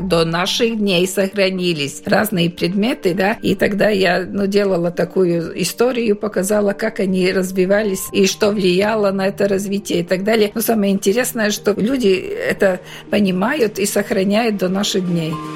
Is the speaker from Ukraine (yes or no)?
no; Latvia; я приехала из Латвии и показываю свою латышскую культуру